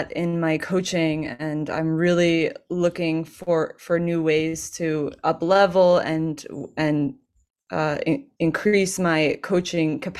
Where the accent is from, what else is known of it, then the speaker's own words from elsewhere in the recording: California, United States; now in Portugal; I am from California originally